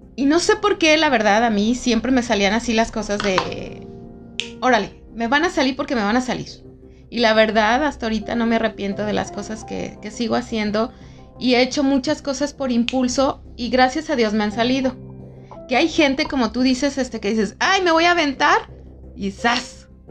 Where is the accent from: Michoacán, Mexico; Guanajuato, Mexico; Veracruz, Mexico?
Guanajuato, Mexico; León; yo que soy de aquí de León